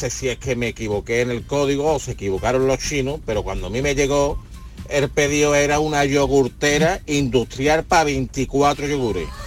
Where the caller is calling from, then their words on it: Seville, Andalusia, Spain; del Empujo de Sevilla.